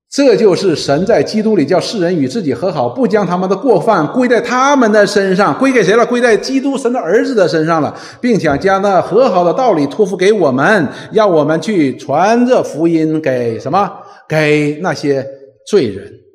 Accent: Northeast China, China; 我们东北人叫里外三新

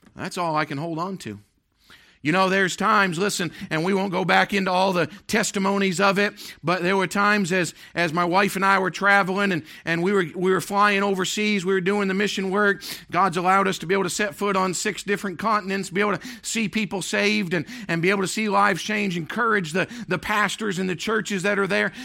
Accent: Maine, United States; moved away; also born or lived in Tennessee / Pennsylvania; I was born and raised in Maine.

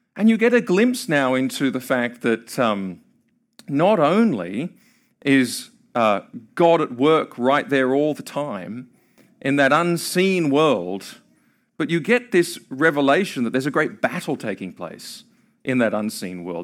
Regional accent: Australia; now in Kentucky, United States; I'm from Australia.

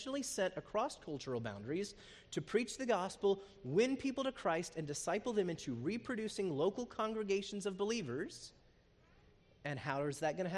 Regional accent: United States; moved away as an adult; also born or lived in Zambia; As Americans living overseas

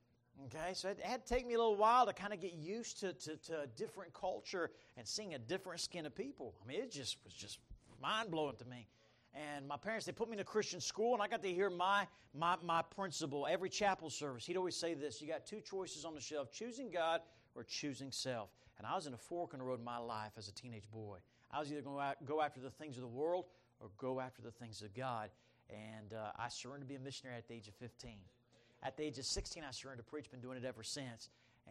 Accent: Bahamas; I grew up in the Bahamas. I mean, I lived there. And they took me there when I was three. But my dad was a bush pilot, and we didn't have cruise ships where I lived.

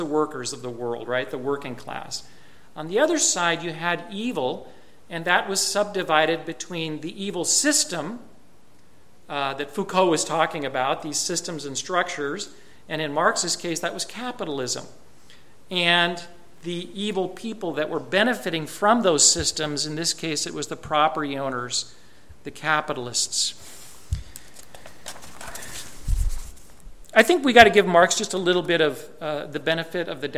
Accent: United States; also born or lived in Japan; I'm an American

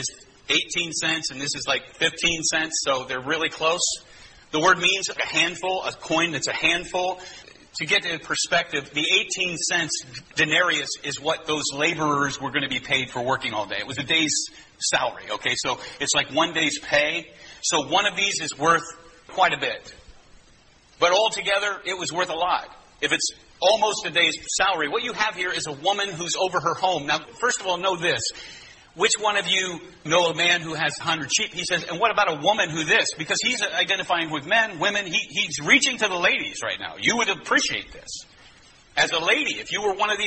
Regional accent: United States; we're American

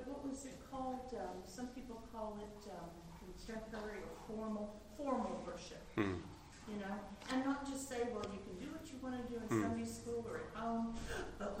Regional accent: United States; being an American, even though I'm just first generation on my mom's side

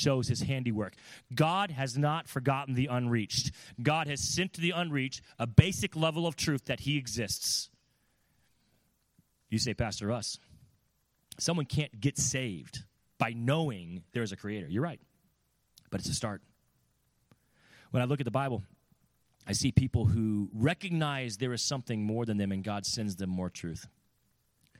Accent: California, United States; now in Connecticut, United States; I'm from California.

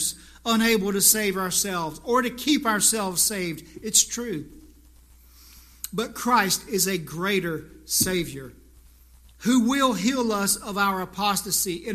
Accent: South Carolina, United States; moved away; I just went to South Carolina, my hometown, a few weeks ago

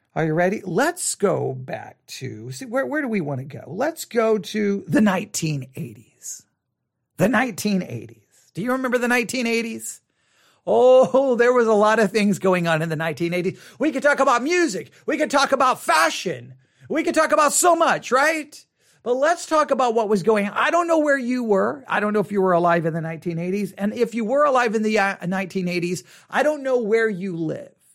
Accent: Buffalo Gap, Texas, United States; also born or lived in Tuscola, Texas; a good portion of my childhood was in Buffalo Gap

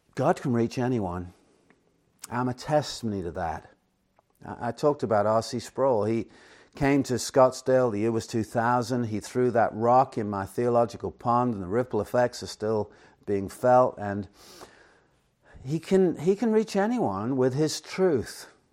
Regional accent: Chester, North West England, United Kingdom; now in Phoenix, United States; originally, as you might know, I'm from England, Chester, England to be precise.

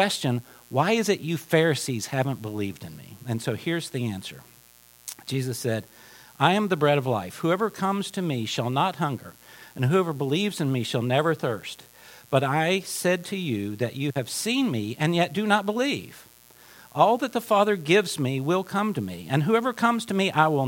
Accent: Appalachia, United States; moved away; I'm from Appalachia

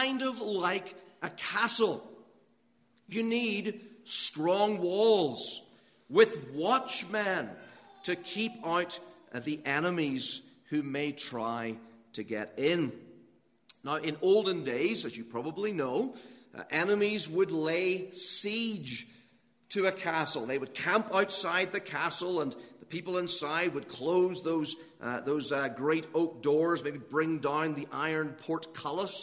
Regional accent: Northern Ireland, United Kingdom; moved away; when I was growing up in Northern Ireland, we had lots of castles over there

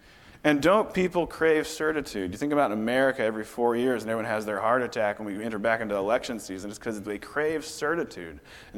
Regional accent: Indiana, United States; moved away as an adult; now in Montana, United States; I grew up in Indiana. Somehow God sent me to Montana

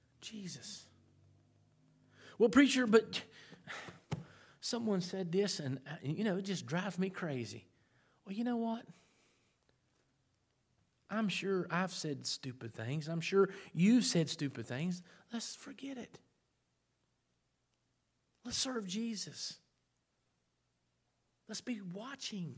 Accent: South Point, Ohio, United States; That's my hometown, South Point

